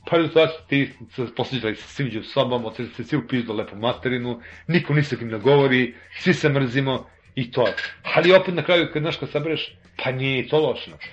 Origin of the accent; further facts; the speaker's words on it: Serbia; ja živim u ovoj zemlji, ja sam Srbi